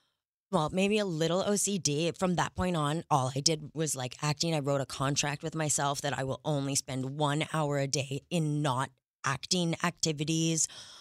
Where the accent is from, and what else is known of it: Montreal, Quebec, Canada